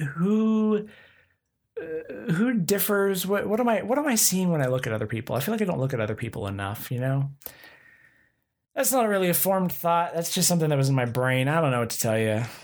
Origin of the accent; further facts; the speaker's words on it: Oklahoma, United States; I'm from Oklahoma